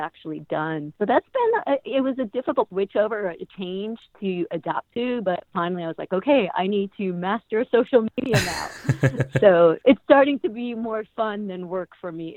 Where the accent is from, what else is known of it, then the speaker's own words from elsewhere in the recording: Chicago, Illinois, United States; moved away; I grew up in Chicago. When I was back in Chicago at like 15, 16 years old